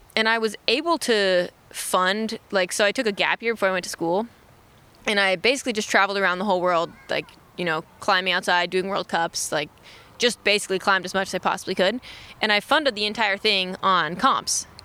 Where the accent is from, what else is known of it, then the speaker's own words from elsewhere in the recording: Austin, Texas, United States; moved away as an adult; growing up in Texas, it's like 90 degrees like all the time